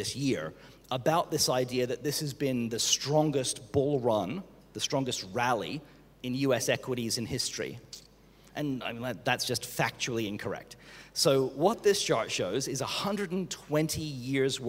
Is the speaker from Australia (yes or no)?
yes; Australia; moved away; I'm Australian